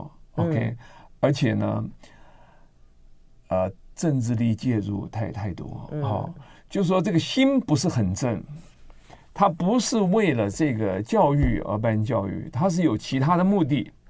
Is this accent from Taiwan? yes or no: yes; central and southern Taiwan, Taiwan; moved away as an adult; also born or lived in Nantou / Taichung / Tainan / United States; 我在南中南部长大，我台南一中